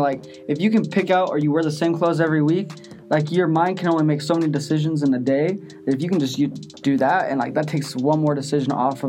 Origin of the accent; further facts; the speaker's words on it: Garden Valley, Idaho, United States; when I was growing up in Garden Valley